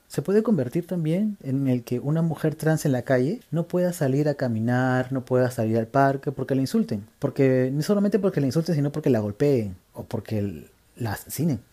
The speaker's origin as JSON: {"language": "Spanish", "country": "Peru", "said": "parte de nuestra cultura como peruanos y peruanas y peruanes es nuestra manera de comunicarse"}